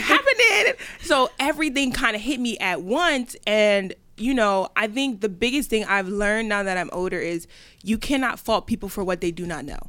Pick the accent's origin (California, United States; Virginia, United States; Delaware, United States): Delaware, United States; moved away as an adult; also born or lived in New York; I grew up in Delaware